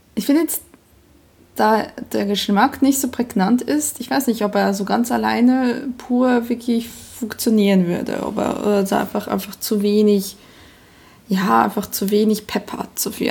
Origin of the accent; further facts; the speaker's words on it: Emmental, Bern, Switzerland; now in Germany; Ich bin quasi im Dorf nebenan aufgewachsen, in Mittelflieg-Goldbach